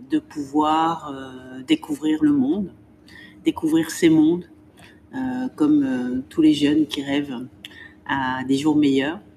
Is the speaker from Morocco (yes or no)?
yes; Morocco; also born or lived in Spain; J'ai voyagé, j'ai eu la chance de vivre à l'étranger, euh, de passer mon enfance au Maroc, euh, d'être née en Espagne